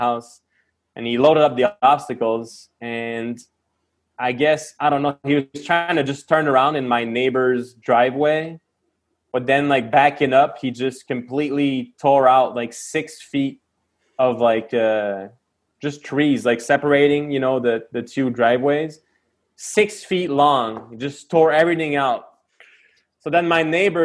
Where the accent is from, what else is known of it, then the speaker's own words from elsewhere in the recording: Quebec, Canada; I'm from Quebec